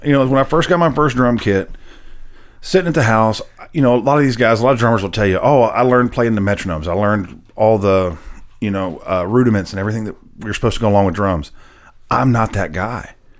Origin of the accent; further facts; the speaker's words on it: Nashville, Tennessee, United States; I was actually born and raised in Nashville, a true unicorn